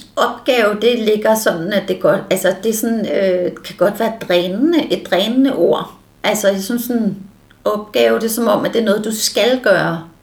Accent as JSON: {"language": "Danish", "town": "Allerød", "region": "Capital Region of Denmark", "country": "Denmark", "tie": "born or raised there", "also_born_or_lived": "Frederiksberg / Copenhagen / Herlev", "said": "I Allerød, til jeg var 10 år, og så flyttede jeg med min mor til Frederiksberg, da jeg var 10 år"}